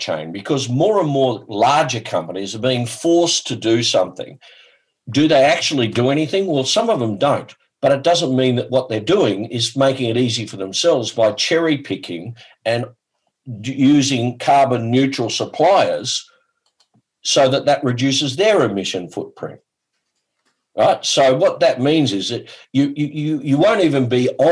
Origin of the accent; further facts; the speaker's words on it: Australia; I'm from Australia